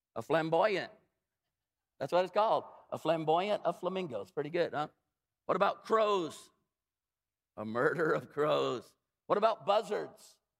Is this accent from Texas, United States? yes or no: no; Arkansas, United States; I grew up like in Arkansas